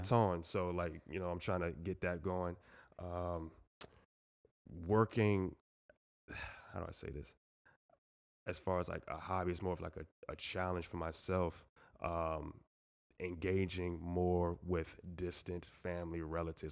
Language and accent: English; Moore Haven, Florida, United States; also born or lived in Jamaica, Queens, New York; growing up in Mount Doyle, like, sometimes you feel the same vibes, like, you know, it's a small, small, small city